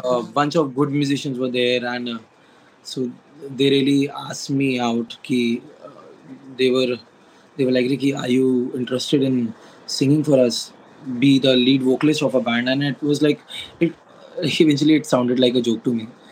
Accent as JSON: {"language": "English", "town": "Lucknow", "region": "Uttar Pradesh", "country": "India", "tie": "born or raised there", "said": "I really had to come back to Lucknow to like to my hometown again"}